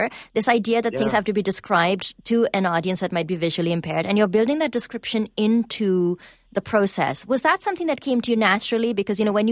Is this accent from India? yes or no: yes; India; moved away as an adult; now in Toronto, Canada; I grew up in India